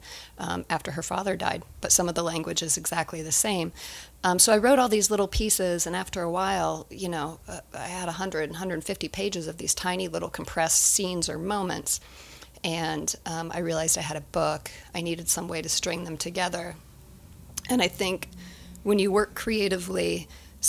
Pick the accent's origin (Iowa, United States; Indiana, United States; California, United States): Indiana, United States; growing up in Indiana